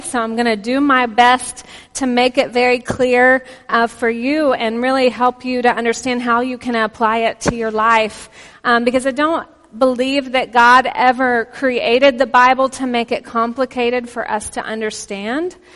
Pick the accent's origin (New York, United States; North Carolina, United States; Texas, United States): Texas, United States; accent: Texan; also born or lived in Oklahoma; now in Pennsylvania, United States; we're originally from Texas and Oklahoma